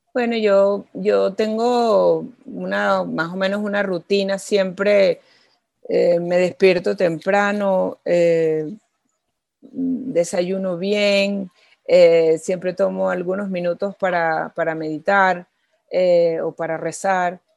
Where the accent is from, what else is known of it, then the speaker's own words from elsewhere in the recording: Venezuela; haber nacido en Venezuela